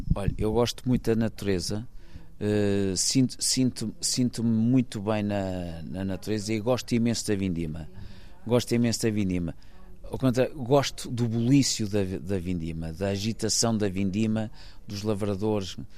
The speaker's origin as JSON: {"language": "Portuguese", "town": "Maia", "region": "Norte", "country": "Portugal", "tie": "born or raised there", "also_born_or_lived": "Porto", "said": "nasci no Porto, mas vivi toda a minha vida numa, numa quinta que, na, na, Maia"}